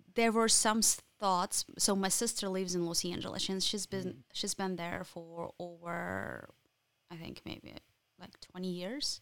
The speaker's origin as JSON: {"language": "English", "country": "Ukraine", "second_language": "English", "moved": "as an adult", "lives_now": "Lansing, United States", "said": "I'm from Ukraine"}